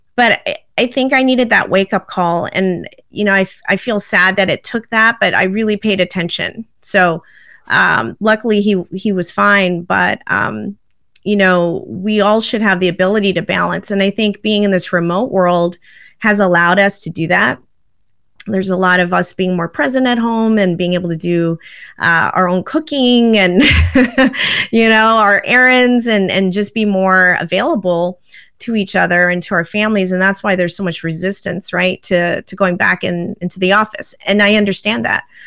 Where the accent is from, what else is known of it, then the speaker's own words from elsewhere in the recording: Vancouver, British Columbia, Canada; I actually grew up in Canada. I grew up in Vancouver